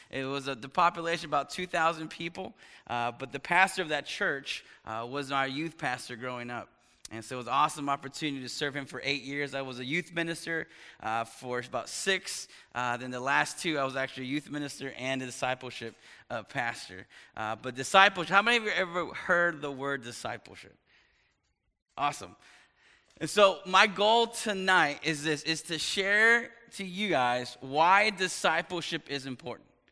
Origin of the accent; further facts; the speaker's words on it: East Texas, United States; moved away as an adult; also born or lived in upstate New York; I was raised in East Texas